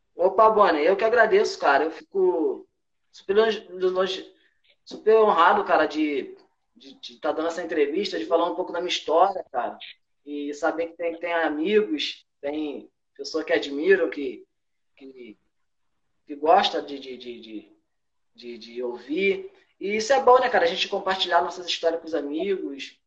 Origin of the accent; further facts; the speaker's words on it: Rio de Janeiro, Brazil; moved away; A gente, a gente é carioca